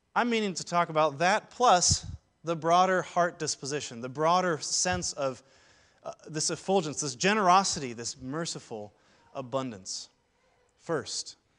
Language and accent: English; Seattle, Washington, United States; now in Saint Louis, United States; I'm originally from Ballard, uh, home of the Ballard Locks and all sorts of Norwegian jokes